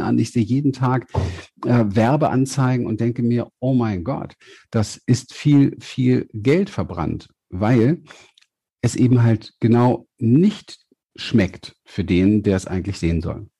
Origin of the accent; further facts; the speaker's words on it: Berlin, Germany; ich komme ja aus Berlin vom Hinterhof